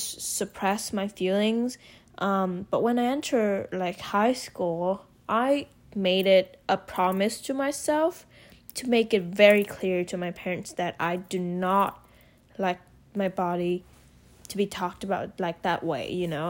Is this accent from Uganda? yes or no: no; Hanoi, Vietnam; moved away as an adult; now in United States; I was born and raised in Vietnam.